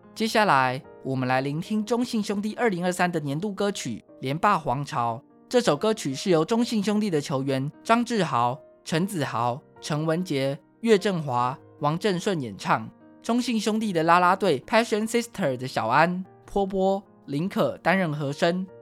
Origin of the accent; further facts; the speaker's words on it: Taiwan; 台湾是一块宝岛，同时也是我们的家乡